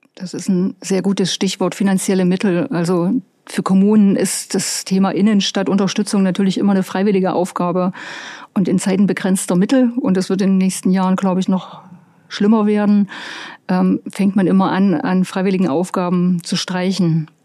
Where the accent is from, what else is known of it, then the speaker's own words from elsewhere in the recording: Ore Mountains, Saxony, Germany; Bei uns im Erzgebirge haben die dann 20.000 Einwohner